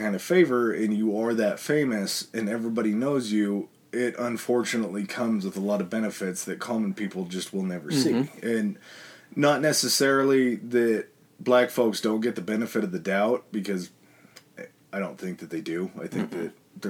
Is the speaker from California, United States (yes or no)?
yes; California, United States; growing up in California, there's not a lot of bad days mm-hmm. that happen in California weather-wise.